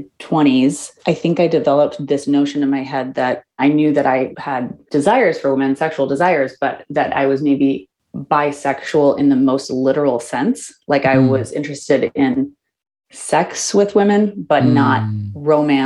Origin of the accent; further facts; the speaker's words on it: Minneapolis, Minnesota, United States; now in San Francisco, United States; I grew up in Minneapolis, which is a very liberal city